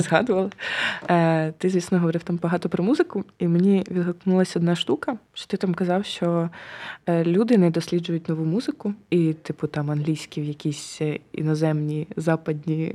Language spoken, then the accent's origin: Ukrainian; Kyiv, Ukraine; я ж на Троєщині народилася, виросла на Троєщині